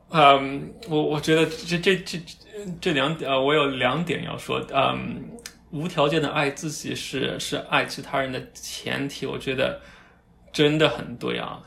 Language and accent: Chinese; China; moved away; also born or lived in North America; 我们从小在国内长大的吧